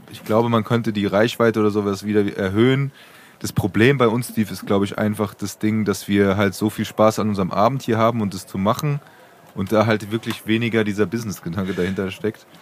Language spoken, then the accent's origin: German; Frankfurt, Hesse, Germany; als Frankfurter